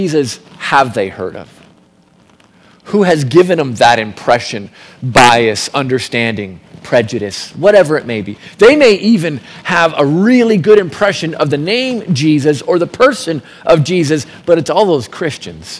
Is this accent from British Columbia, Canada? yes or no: no; Milton, Ontario, Canada; moved away as an adult; also born or lived in Calgary, Canada; I grew up in Milton